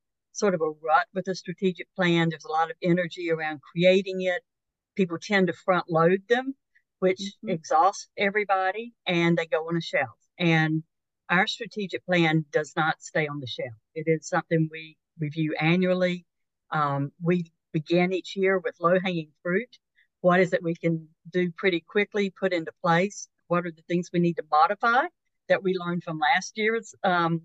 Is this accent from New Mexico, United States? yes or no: no; North Carolina, United States; when I was growing up in North Carolina